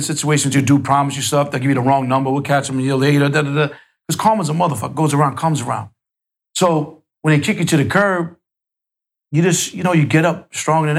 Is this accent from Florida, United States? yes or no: no; New York City, New York, United States; where I grew up in Queens, wasn't no projects like the Bronx.